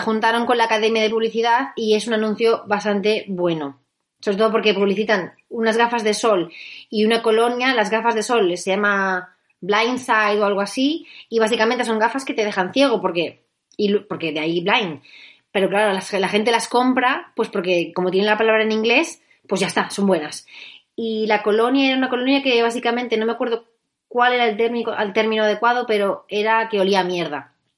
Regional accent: Spain; Los españoles somos muy españoles

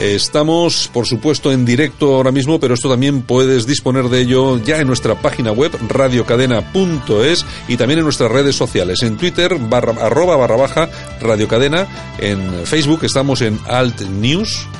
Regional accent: Bilbao, Basque Country, Spain; ya sabes cómo somos los de Bilbao

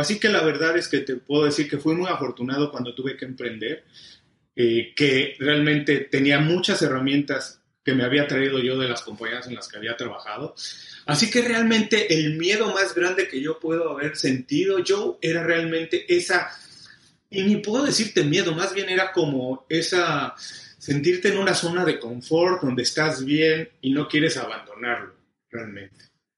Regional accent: Mexico; moved away as an adult; also born or lived in Mexico City; now in Miami, United States; soy mexicano, tengo 12 años viviendo en Miami

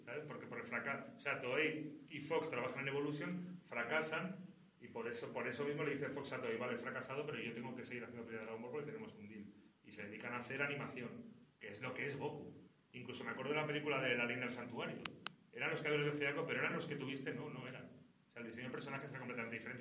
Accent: Spain; also born or lived in Aragon / Lanzarote, Canary Islands; now in Barcelona, Spain; Vivo en Barcelona, pero no soy catalán. Soy maño y conejero.

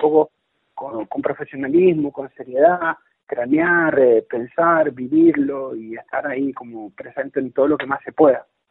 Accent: Rivadavia, Argentina; yo soy de Rivadavia

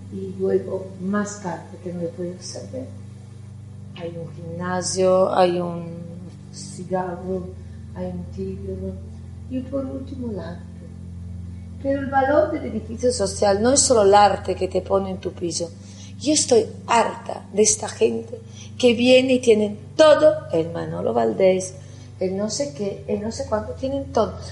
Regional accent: Italy; accent: Italian; Spanish is a second language; moved away as an adult; now in Spain; como podéis ver mi acento soy italiana, yo viviendo aquí 30 años

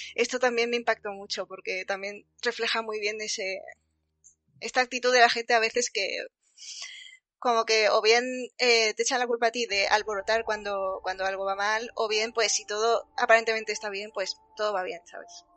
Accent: Andalusia, Spain

